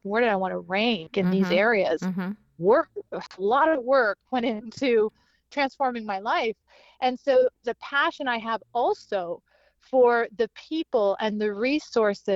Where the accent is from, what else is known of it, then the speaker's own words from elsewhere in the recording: Canada; moved away; also born or lived in Charleston / Miami; I was originally born and raised in Canada